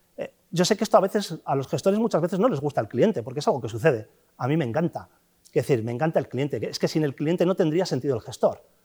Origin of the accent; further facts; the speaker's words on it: Castro Urdiales, Cantabria, Spain; moved away; also born or lived in Bilbao / Santander; Nací en Bilbao, sí, nací en Bilbao, pero soy de Castro.